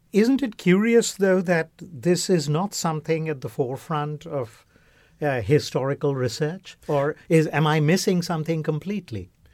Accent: West Bengal, India; moved away; all of us growing up in India, particularly in Bengal, uh, uh, where, uh, I recall as a child

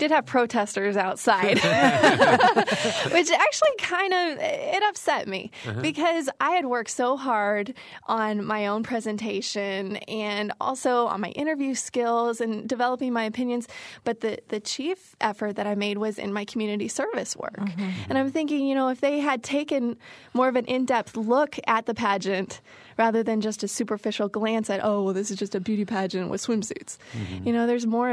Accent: Houston, Texas, United States; moved away as an adult; also born or lived in Cedar Rapids, Iowa; now in Indiana, United States; when I turned five, my dad got a transfer down to Houston, Texas, and it was probably one of the best moves of our life. We missed our family, but it was just a wonderful place for me to grow up

